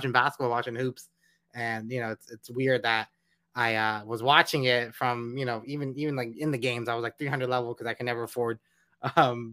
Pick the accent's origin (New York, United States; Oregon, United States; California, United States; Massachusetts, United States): California, United States; Los Angeles; moved away as an adult; also born or lived in College Station, Texas; growing up in Los Angeles, we're not a football city